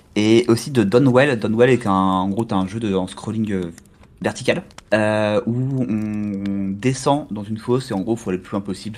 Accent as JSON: {"language": "French", "region": "Normandy", "country": "France", "said": "je suis normand, donc je suis près de la mer."}